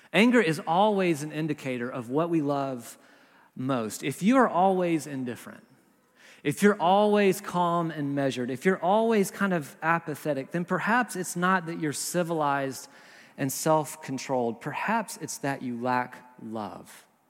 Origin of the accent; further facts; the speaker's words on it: the South, United States; also born or lived in Berkeley, California; now in Nashville, United States; We're from the South originally.